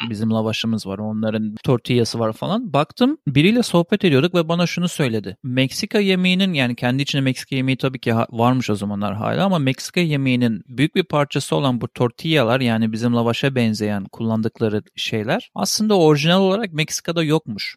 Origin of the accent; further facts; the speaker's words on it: Turkey; bir Türk olarak